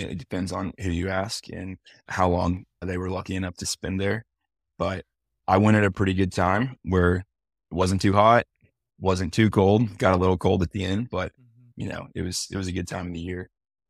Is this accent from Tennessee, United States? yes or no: yes; Nashville, Tennessee, United States; I'm from Nashville too.